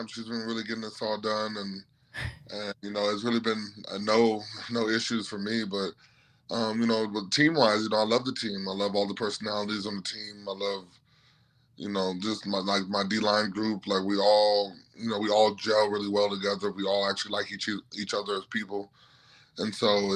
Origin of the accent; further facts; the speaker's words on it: Milwaukee, Wisconsin, United States; now in Cleveland, United States; I'm from Milwaukee, so you know I'm familiar with Midwestern cities